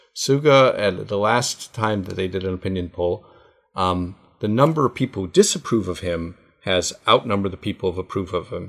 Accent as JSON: {"language": "English", "country": "United States", "moved": "yes", "lives_now": "Japan", "said": "I am a Jewish American"}